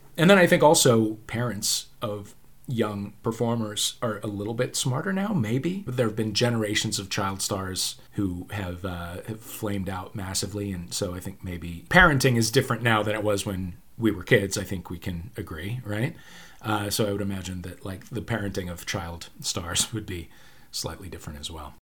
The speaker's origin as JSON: {"language": "English", "town": "St. Louis", "region": "Missouri", "country": "United States", "also_born_or_lived": "New York", "moved": "yes", "said": "I am from Saint Louis"}